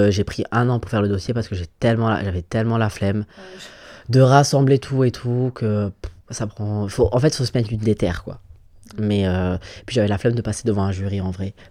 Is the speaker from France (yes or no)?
no; Gabon; voilà, je suis gabonais, j'aimerais bien aller au Gabon. Je peux pas. Je veux pas me risquer à y aller.